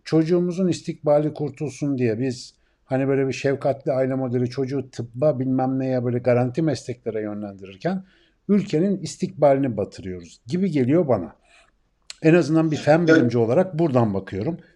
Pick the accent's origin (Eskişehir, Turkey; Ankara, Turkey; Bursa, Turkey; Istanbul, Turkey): Ankara, Turkey